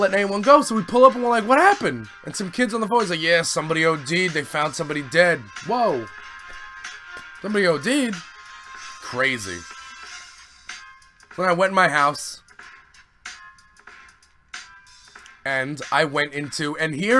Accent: New York City, New York, United States; now in Staten Island, United States; that's in Canarsie, and I was like, he's from my old hood

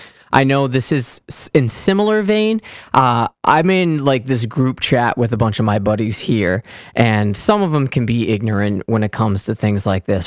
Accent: New England, United States; I guess, in my blood as a New Englander.

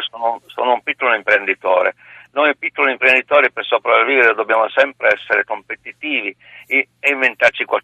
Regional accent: Turin, Piedmont, Italy; io sono di Torino

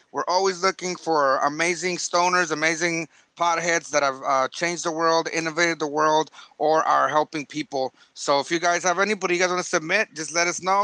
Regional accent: San Diego, California, United States; we're from San Diego

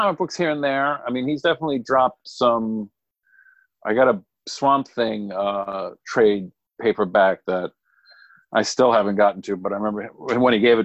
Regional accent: Southern New England, United States; I grew up in Southern New England.

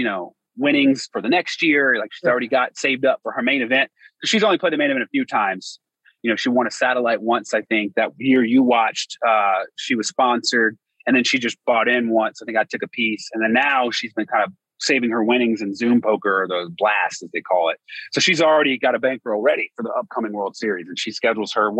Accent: Dallas, Texas, United States; moved away as an adult; also born or lived in Princeton, New Jersey; I grew up in the Dallas-Fort Worth metroplex.

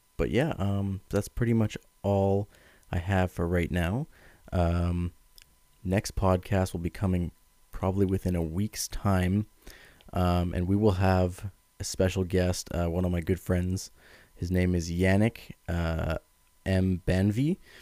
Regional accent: Ottawa, Ontario, Canada; I'm from Ottawa, Ontario, Canada

